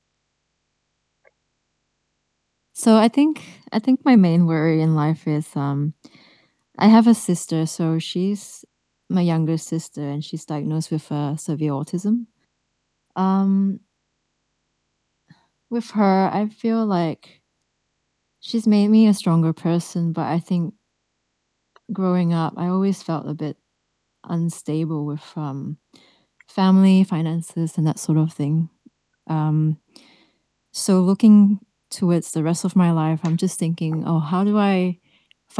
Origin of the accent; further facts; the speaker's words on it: Melbourne, Victoria, Australia; I'm from Australia, Melbourne